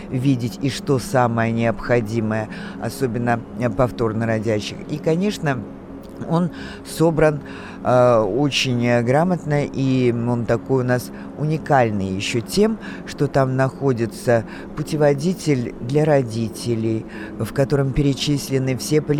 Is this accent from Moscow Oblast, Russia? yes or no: yes; Moscow Oblast, Russia; born there; Я родился в Подмосковье